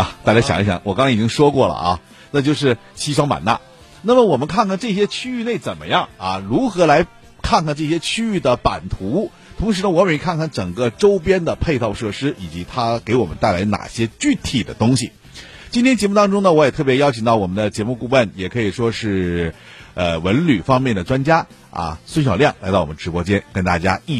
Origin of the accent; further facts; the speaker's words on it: Northeast China, China; 咱们东北人